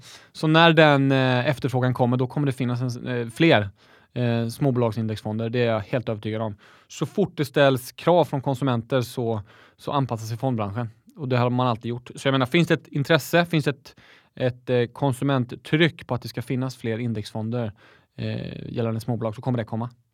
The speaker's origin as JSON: {"language": "Swedish", "town": "Växjö", "region": "Småland", "country": "Sweden", "said": "jag är smålänning, jag är stolt smålänning"}